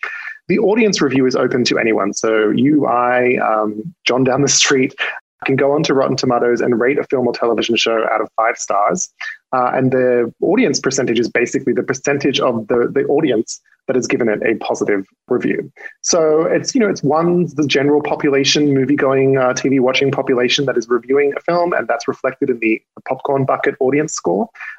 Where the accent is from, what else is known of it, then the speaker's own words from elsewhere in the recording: Australia; You probably can't tell from my accent because I've lost some of it, but I am not from these parts. And one of my, I tend to have a fondness for Australian horror movies because I'm Australian.